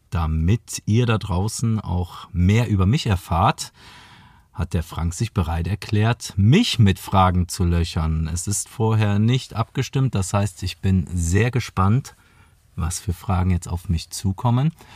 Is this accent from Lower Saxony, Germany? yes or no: no; near Aachen, between Aachen and Cologne, North Rhine-Westphalia, Germany; moved away as an adult; now in Munich, Germany; gar nicht hier aus München, sondern aus der Nähe von Aachen, zwischen Aachen und Köln.